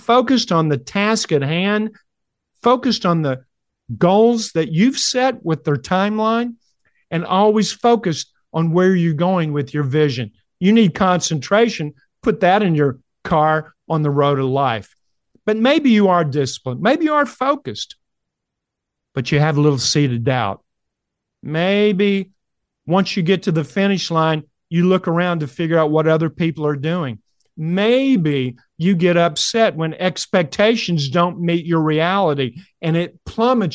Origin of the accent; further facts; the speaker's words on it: Kentucky, United States; I said, "Kentucky."